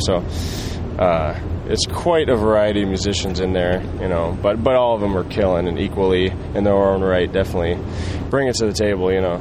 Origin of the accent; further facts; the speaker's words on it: Oregon, United States; dude that I that I grew up with in Oregon